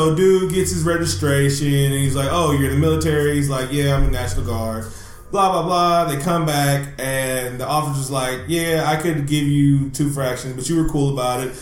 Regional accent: Oakland, California, United States; I'm from East Oakland, California

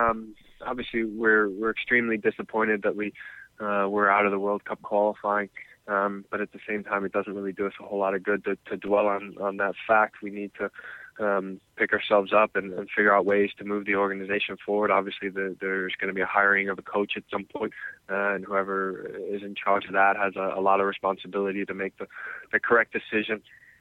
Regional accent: Chicago, Illinois, United States; if you have kids like me growing up in Chicago watching the Fire in Canada

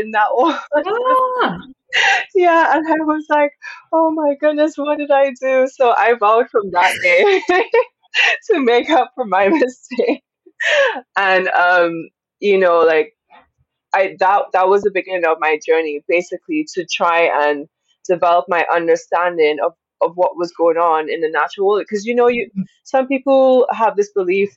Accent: Dominica; born or raised there

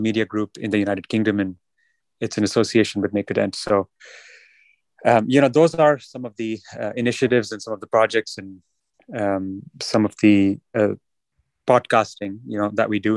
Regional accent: New Delhi, Delhi, India; moved away; growing up in New Delhi in India

